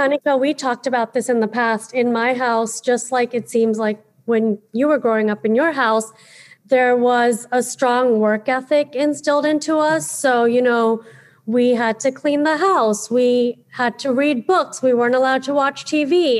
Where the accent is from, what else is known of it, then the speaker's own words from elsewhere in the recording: United States; as a millennial growing up in America in the 90s